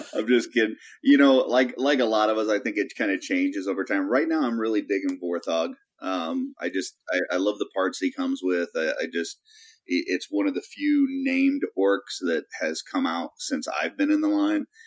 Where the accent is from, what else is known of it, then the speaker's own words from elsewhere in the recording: Kansas City, United States; I lived in Kansas City when I was growing up